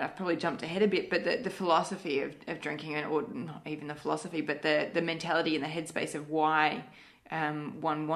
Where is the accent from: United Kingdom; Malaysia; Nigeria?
Malaysia; moved away; I grew up in Malaysia